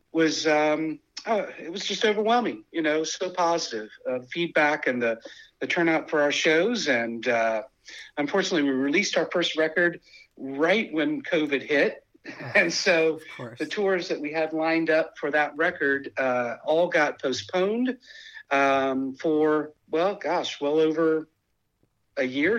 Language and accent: English; Kentucky, United States; also born or lived in the desert (California); now in Northern California, United States; I grew up in Kentucky. I grew up in the Midwest